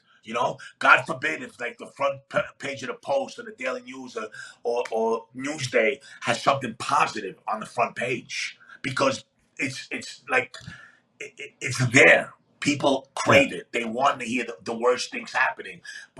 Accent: Athens, Attica, Greece; moved away; I came into this country, I immigrated from Greece, Athens, Greece, in 1971. My father came over here in 1971, worked for 6 months straight, saved money, and then had my sister, myself, and my mom fly

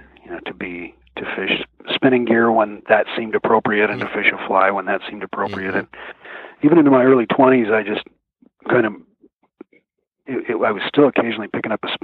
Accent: Mercer Island, Washington, United States; I grew up on Mercer Island

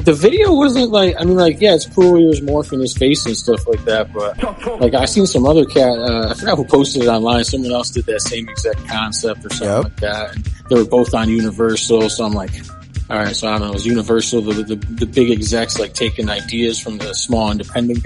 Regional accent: Utica, New York, United States; moved away as an adult; now in Los Angeles, United States; Upstate New York, like Utica, New York. It's between Syracuse and Albany.

